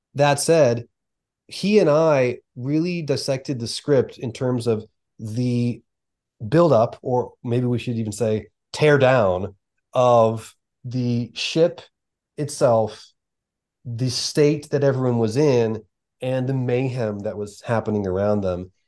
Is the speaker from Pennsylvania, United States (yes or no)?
yes; outside of Philadelphia, Pennsylvania, United States; we grew up outside of Philadelphia in a very similar region, in a very similar way